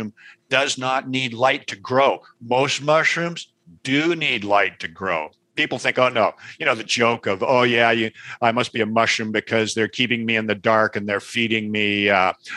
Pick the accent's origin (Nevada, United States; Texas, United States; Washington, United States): Washington, United States; Seattle; I was raised in the Pacific Northwest in Seattle.